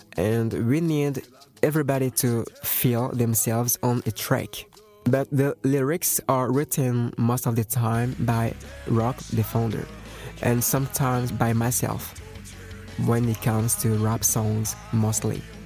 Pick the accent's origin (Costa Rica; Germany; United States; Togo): Togo; English is a second language; we're coming from Togo. Togo is a little country from West Africa